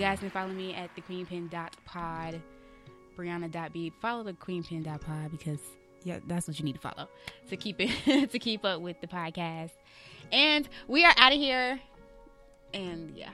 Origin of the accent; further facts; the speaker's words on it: Atlanta, Georgia, United States; now in Los Angeles, United States; I'm from Atlanta